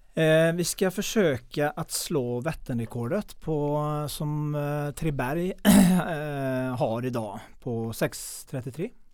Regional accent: Mellerud, Västra Götaland, Sweden; Jag är uppväxt i Mellerud

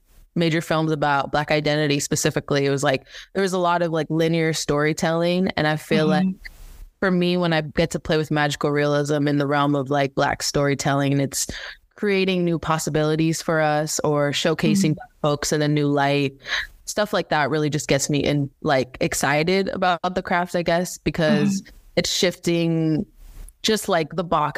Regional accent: Belize; now in United States; a big part of my roots was growing up in the Caribbean. I'm originally from Belize. I ended up basically leaving everything, my family, and just my upbringing back home on the island to pursue a better education in America.

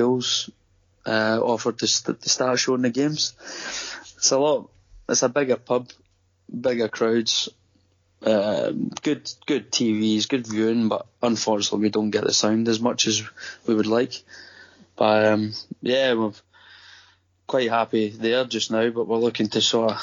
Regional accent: Coatbridge, Scotland, United Kingdom; moved away as an adult; now in Gold Coast, Australia; I'm from Coatbridge

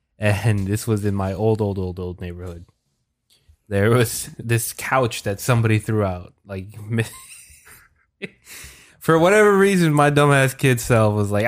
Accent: Philippines; No, I'm Filipino.

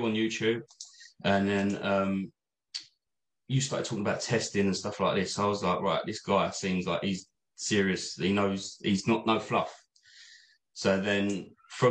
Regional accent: Essex, East of England, United Kingdom; I'm from Essex, as you can probably tell

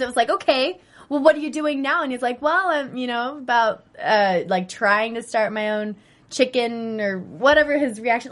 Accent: Bay Area, California, United States; I'm from the Bay Area

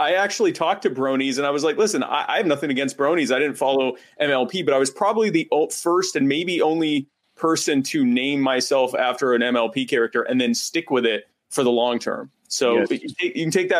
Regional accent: United States; I'm an American libertarian activist and podcaster

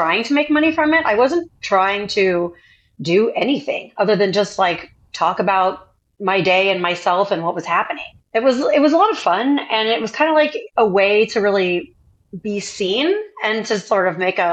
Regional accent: Indiana, United States; moved away as an adult; also born or lived in Chicago, Illinois; So I'm originally from Indiana. I'm a girl from Indiana, and I actually left home very early at 17.

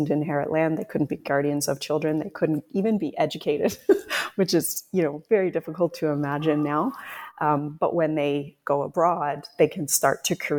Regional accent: Canada; moved away as an adult; also born or lived in Scotland; I was Canadian living and working in Scotland

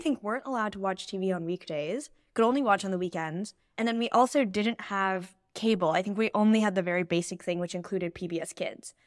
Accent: Bay Area, California, United States; I grew up in the Bay Area in California

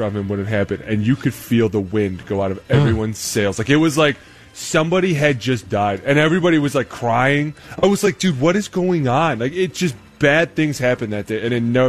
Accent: Cleveland, Ohio, United States; Like, hey, listen, I'm from Cleveland.

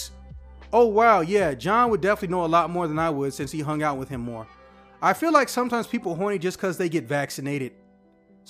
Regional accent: Chicago, Illinois, United States; I am from Chicago

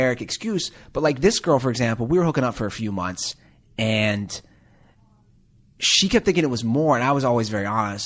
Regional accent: Ohio, United States; I'm from Ohio.

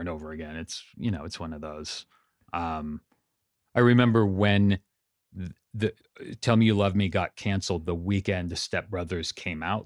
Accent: Santa Cruz, California, United States; moved away as an adult; also born or lived in Pasadena; now in Los Angeles, United States; I grew up in Santa Cruz, up in Northern California

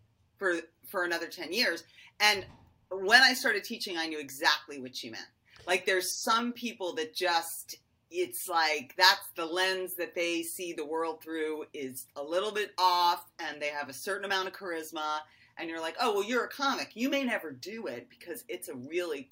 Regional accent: Westport, Connecticut, United States; also born or lived in New York City, New York; I was born in New York City and we moved to Connecticut in the mid 70s

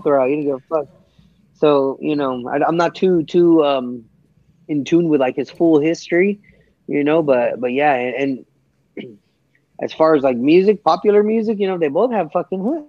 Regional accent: California, United States; I'm a Californian

